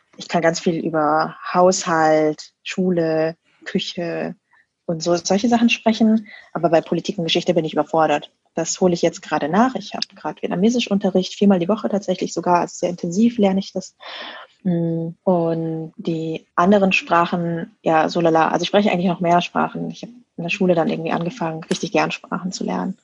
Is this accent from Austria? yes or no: no; Lower Bavaria, Germany; accent: standard German (no Bavarian); Ich bin in Niederbayern aufgewachsen, aber ich spreche jetzt gerade, wie ich spreche